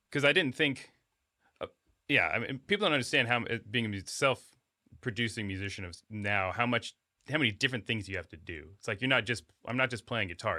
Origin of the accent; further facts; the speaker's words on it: Alaska, United States; moved away; I grew up in Alaska